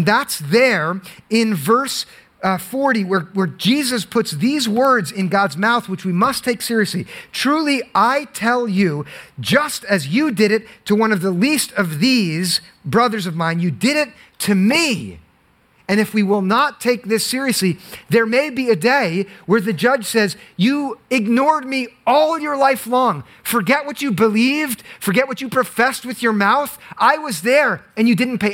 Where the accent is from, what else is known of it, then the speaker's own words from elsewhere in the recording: Monmouth County, New Jersey, United States; now in Summit, United States; I grew up in Monmouth County, which is so affluent